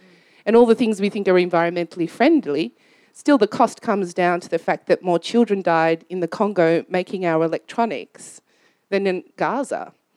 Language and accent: English; Australia; I grew up in Australia